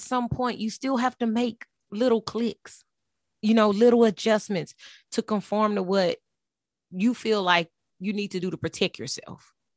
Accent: Texas, United States; I was raised in Texas

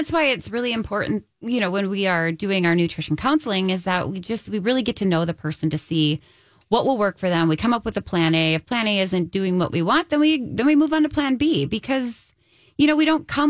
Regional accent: United States; We Americans

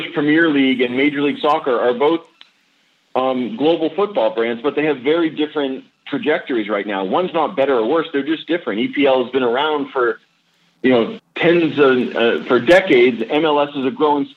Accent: New England, United States; I grew up in New England.

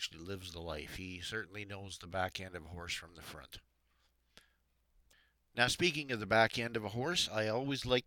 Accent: Alberta, Canada; I'm from Alberta.

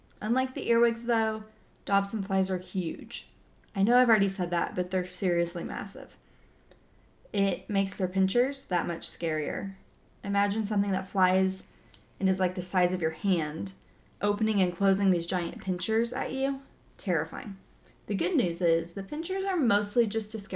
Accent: Oklahoma, United States; I'm from Oklahoma. We don't say most words correctly

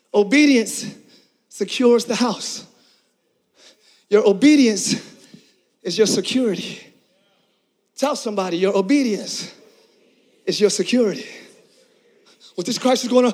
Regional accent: Philadelphia, Pennsylvania, United States; now in Orlando, United States; I'm from Philly.

